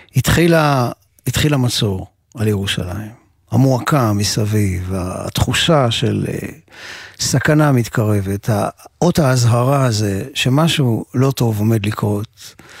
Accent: Ramat Gan, Tel Aviv District, Israel; also born or lived in Jerusalem; גם אני נולדתי בירושלים, ואחר כך המשפחה עברו, עברה לגור ברמת גן

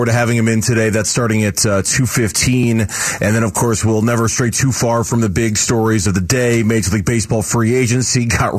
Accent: Tempe, Arizona, United States; born or raised there

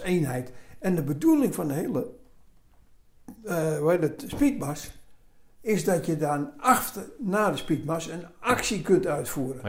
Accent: Amsterdam, North Holland, Netherlands; accent: Amsterdam; moved away as an adult; also born or lived in Roosendaal / Oude Bosch; now in Oudenbosch, Netherlands; Opgegroeid in Amsterdam

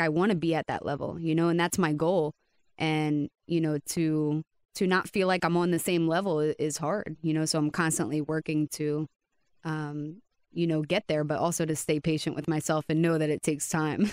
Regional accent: Reading, Pennsylvania, United States; moved away as an adult; now in Coconut Creek, United States; I am from Reading, Pennsylvania.

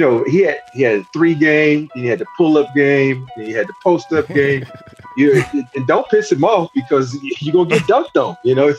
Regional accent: Andalusia, Alabama, United States; also born or lived in Maryland; growing up in a small town.

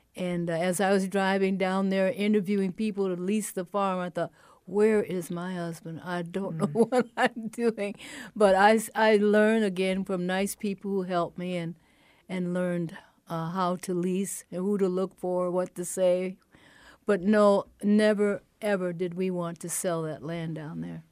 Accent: Chicago, Illinois, United States; moved away as an adult; now in Waterloo, United States; I grew up in Chicago

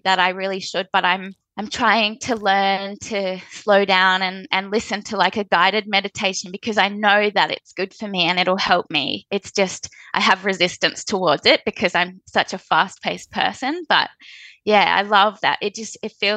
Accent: Australia; As an Australian freediving athlete

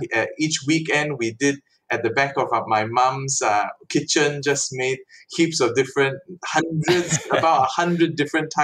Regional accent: Sabah, Malaysia; also born or lived in New Zealand

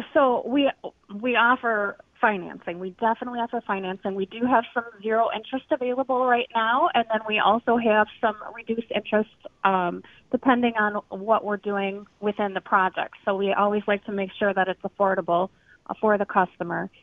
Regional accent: Minnesota, United States; now in Milwaukee, United States; I'm I'm originally from Minnesota, but I have been in Milwaukee for a while.

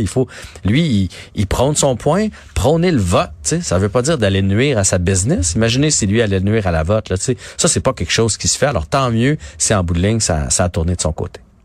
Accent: Nicolet, Quebec, Canada; c'est mon coin de pays là. moi je suis né à Nicolet

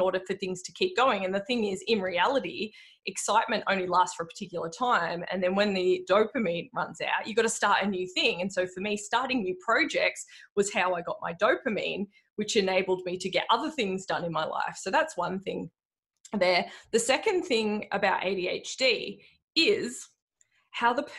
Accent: Frankston, Victoria, Australia; I grew up in Frankston. I went to high school in Frankston.

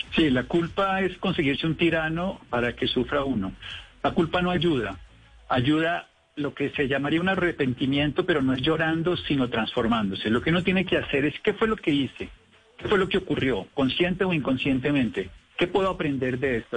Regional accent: Armero, Tolima, Colombia; Yo soy de Armero Tolima.

